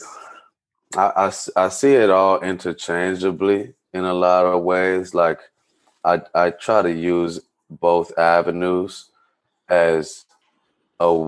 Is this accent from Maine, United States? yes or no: no; Chicago, Illinois, United States; I'm from Chicago